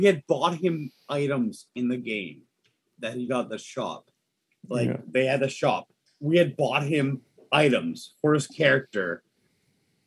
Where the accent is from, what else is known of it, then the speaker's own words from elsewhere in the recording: Canada; We're all Canadian